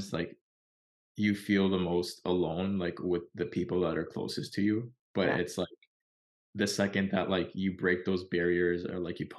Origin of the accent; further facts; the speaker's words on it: Canada; We're from Canada